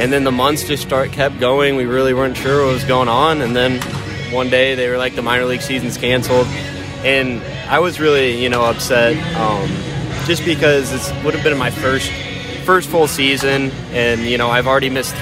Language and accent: English; Peoria, Illinois, United States; I'm from Peoria, Illinois